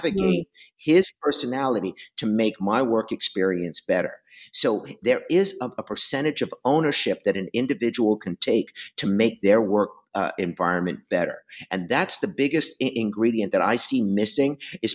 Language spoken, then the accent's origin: English; East Coast, New Yorker, United States; accent: New Yorker; now in West Coast, United States; I grew up on the East Coast. You can tell by the way I talk